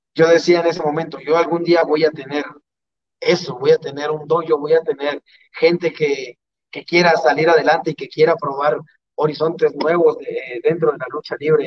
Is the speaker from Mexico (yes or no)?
yes; Mexico; nosotros como mexicanos